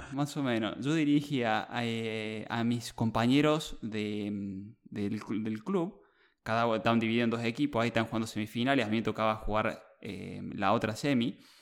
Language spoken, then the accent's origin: Spanish; Argentina; moved away as an adult; also born or lived in Australia; yo llegué retirado de Argentina de jugar al fútbol, que yo jugaba en clubes locales